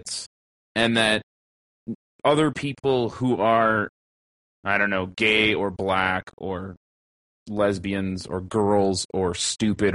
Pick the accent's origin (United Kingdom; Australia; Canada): Canada; an upper middle class, lower middle class, Caucasian slash mixed bred Canadian regular ass fucking person without a visual or sexual minority